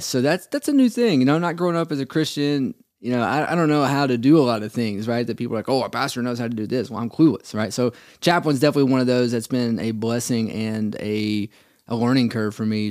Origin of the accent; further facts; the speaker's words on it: Cleveland, Tennessee, United States; I'm originally from Cleveland area. Uh, born and raised there, went to Lee